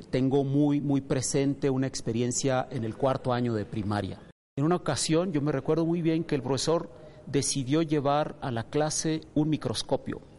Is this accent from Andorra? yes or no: no; Mexico; Yo acostumbro decir que soy el típico mexicano en el sentido de que soy el hijo de una familia que se fue del campo a la ciudad.